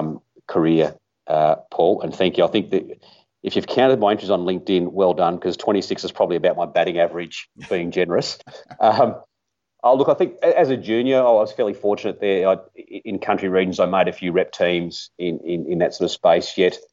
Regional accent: Mooroopna, Victoria, Australia; I grew up in a small country town called Maroopna, which is a few hours north of Melbourne.

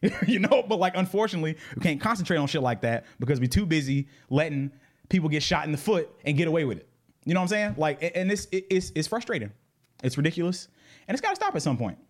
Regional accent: Atlanta, Georgia, United States; I was raised in Southwest Atlanta in the nineties

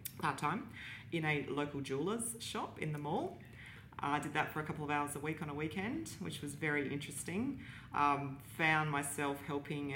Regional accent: Darwin, Northern Territory, Australia; I was born in the Territory, born here in Darwin

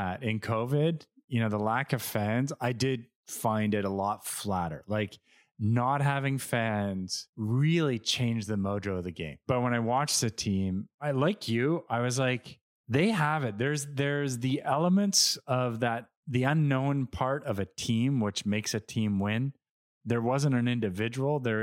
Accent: Montreal, Quebec, Canada; we're Canadian, we're from Montreal

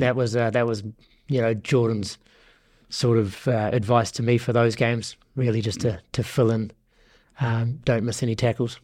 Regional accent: Northland, New Zealand; moved away as an adult; also born or lived in Waikato; now in Guernsey; I was born and bred in Northland

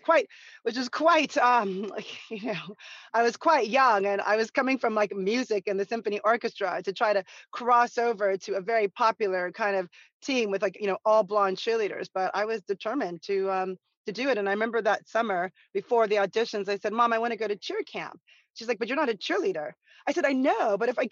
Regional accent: Santa Monica, California, United States; growing up in Santa Monica

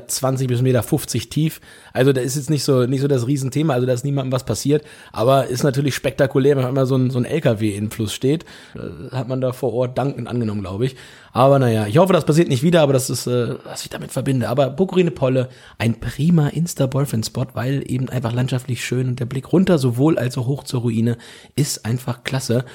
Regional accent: Holzminden, Lower Saxony, Germany; now in Hamburg, Germany; bei uns in Holzminden

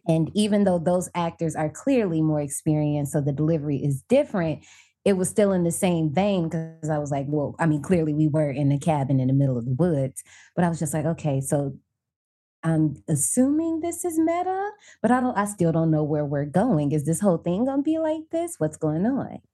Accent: Indiana, United States; also born or lived in Tokyo, Japan; now in DMV area, United States; I'm originally from Indiana, but I'm living in the D M V area right now

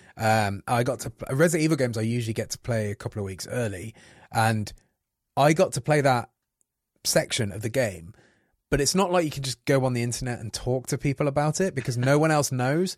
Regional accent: Coventry, West Midlands, United Kingdom; I come from Coventry, you know, like a rough little city

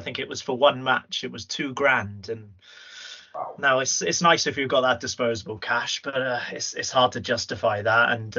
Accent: England, United Kingdom; Obviously, I grew up in England as well

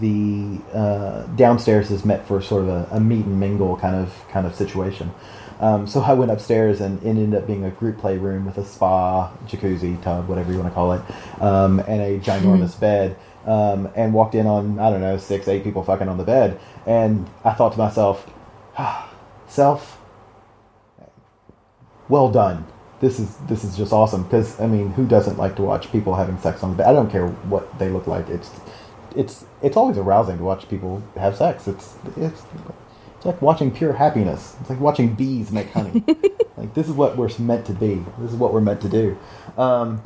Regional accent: the South, United States; I am from the South

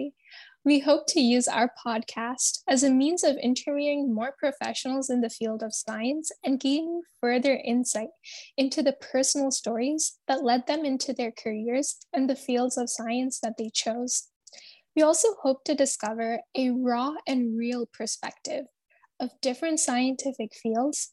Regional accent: Alberta, Canada; I'm a junior in high school, and I'm from Alberta, Canada

